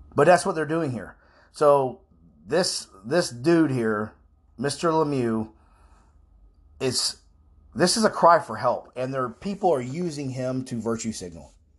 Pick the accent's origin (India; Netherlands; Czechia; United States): United States; Florida; I'm from Florida